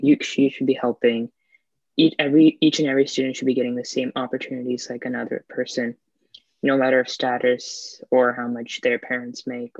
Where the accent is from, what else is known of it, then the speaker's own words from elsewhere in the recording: United States; accent: American; I know this is my American accent, so it's not the proper way I think I'm pronouncing it.